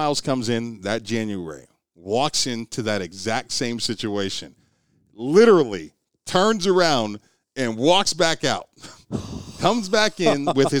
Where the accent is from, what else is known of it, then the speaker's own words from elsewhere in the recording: Youngstown, Ohio, United States; So I'm from Youngstown, Ohio, clearly significantly more diverse area than what you're getting here in Oklahoma at the time.